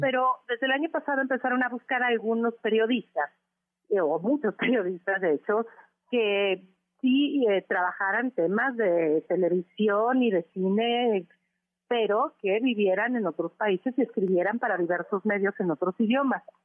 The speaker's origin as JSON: {"language": "Spanish", "country": "Mexico", "said": "no soy la única mexicana"}